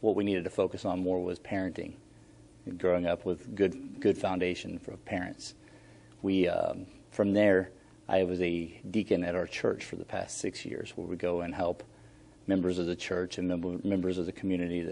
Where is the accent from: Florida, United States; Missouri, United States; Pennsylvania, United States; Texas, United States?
Florida, United States; Hernando County; also born or lived in Brooksville, Florida; I was born and raised right here in Hernando County back in 1976